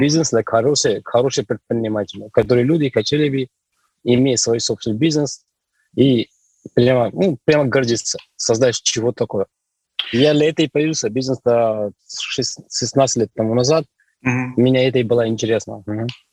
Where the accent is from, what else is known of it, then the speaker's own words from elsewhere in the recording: Delhi, India; Russian is a second language; moved away as an adult; also born or lived in Yekaterinburg, Russia; now in Russia; до 21 года я жил в Индии. Я оттуда родом, из Дели, там, столица Дели.